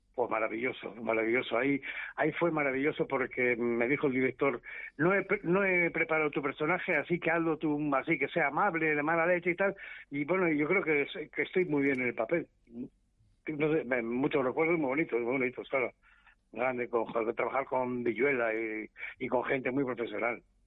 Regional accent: Basque Country, Spain; moved away; yo que soy vasco

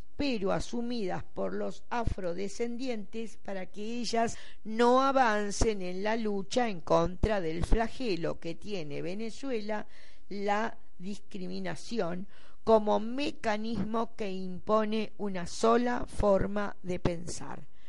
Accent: Buenos Aires, Argentina; porteños somos los porteños de acá, de la ciudad de Buenos Aires

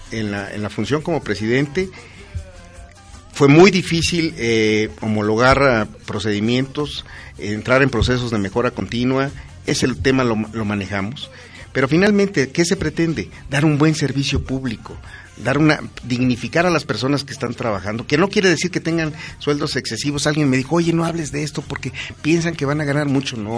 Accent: Pachuca, Hidalgo, Mexico; born there; Yo nací en Pachuca y mis hermanos.

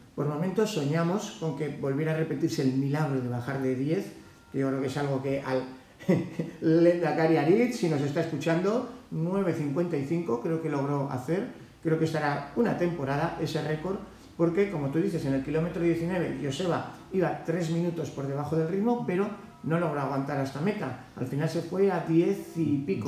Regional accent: Navarre, Spain; now in Sierra de Guadarrama, Spain; siendo de origen navarro, eh, viviendo en el Guadarrama

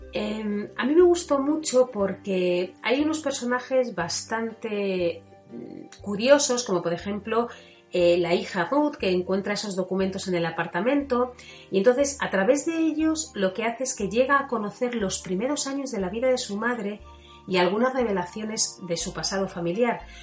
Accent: Spain; somos españoles y que estamos acostumbrados a nuestras Semanas Santas

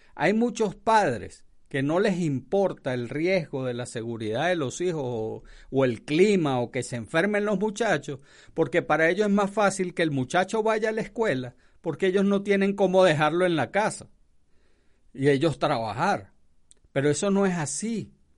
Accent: Venezuela; moved away; Esto se llama, en mi país, en Venezuela

